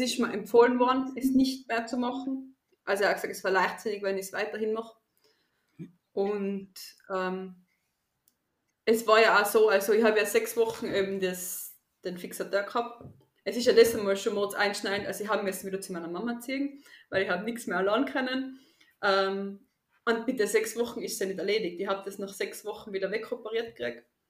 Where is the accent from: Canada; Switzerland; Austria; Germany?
Austria; Tyrol; ich komme aus Österreich, aus Tirol